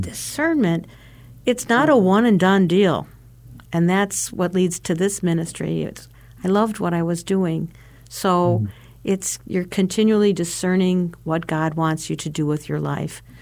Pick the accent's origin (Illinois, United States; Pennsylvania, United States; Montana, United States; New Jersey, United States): Illinois, United States; LaSalle; I come from LaSalle, Illinois, uh, St. Hyacinth's Parish in LaSalle, Illinois